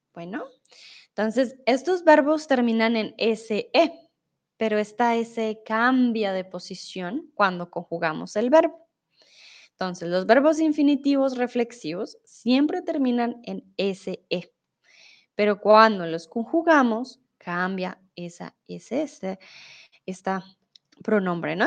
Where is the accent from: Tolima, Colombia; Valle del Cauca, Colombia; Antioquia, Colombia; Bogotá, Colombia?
Bogotá, Colombia; moved away as an adult; now in Germany; soy de Bogotá. Colombia, no estoy en Colombia, estoy en México, pero vivo comúnmente en Alemania